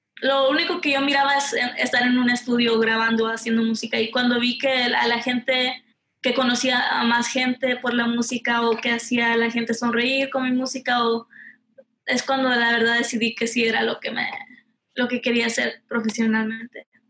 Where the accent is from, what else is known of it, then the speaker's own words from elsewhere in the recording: Houston, Texas, United States; Soy de aquí de Houston, Texas